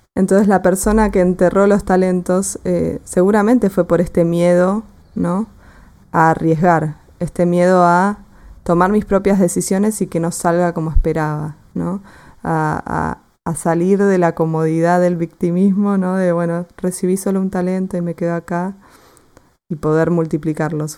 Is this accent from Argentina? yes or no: yes; Argentina; yo soy de Argentina, ya se habrán dado, cuenta por mi tonada